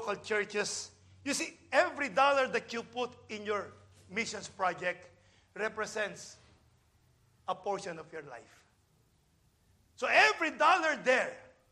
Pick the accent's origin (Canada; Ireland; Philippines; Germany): Philippines; now in United States; I'm a Filipino.